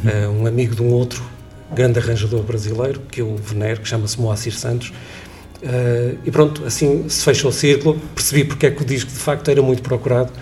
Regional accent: Leça da Palmeira, Porto District, Portugal; eu sou de Lessa da Palmeira, um bocadinho fora do Porto

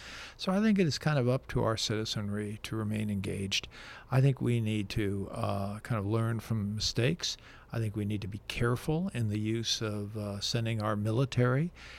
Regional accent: Little Compton, Rhode Island, United States; I'm from Little Compton, Rhode Island

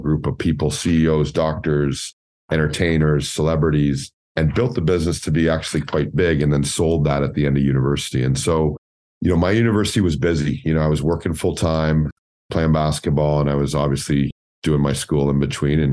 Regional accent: Scarborough, Ontario, Canada; I grew up in Scarborough, single parent

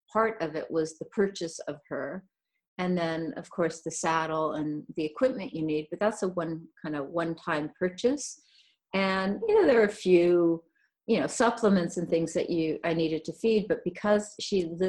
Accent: California, United States; I was born in California. I grew up, uh, we traveled a lot. We moved around a lot as a child. Um, mainly, I lived on the coastal towns of California.

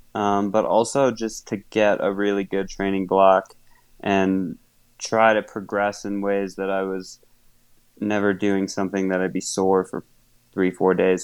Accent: Wisconsin, United States; moved away; I grew up in Wisconsin, and fortunately, there was a club in my hometown

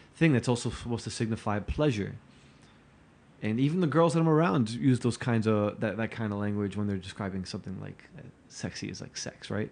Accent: Newark, New Jersey, United States; when I was growing up in Newark

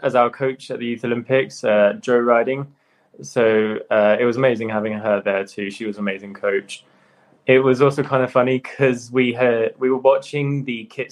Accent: the Alps, Auvergne-Rhône-Alpes, France; I was born in France, so I kind of grew up in the Alps in that environment.

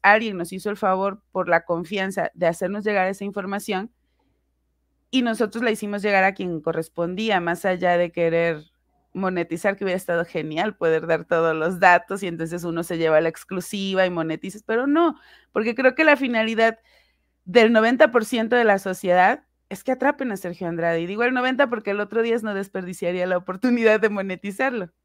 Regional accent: Puebla, Mexico; soy originaria de Puebla

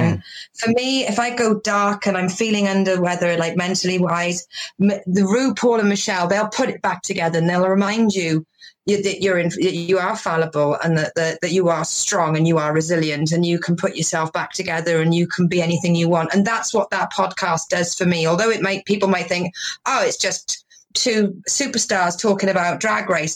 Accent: Wales, United Kingdom; now in Devon, United Kingdom; Originally, I'm from Wales, but I okay. live in Devon in England.

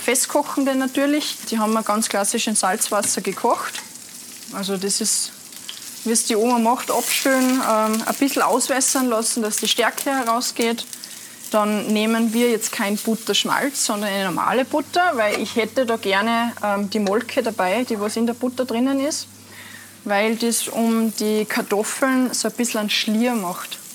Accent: Altaussee, Styria, Austria; ich bin in Aldasse geboren

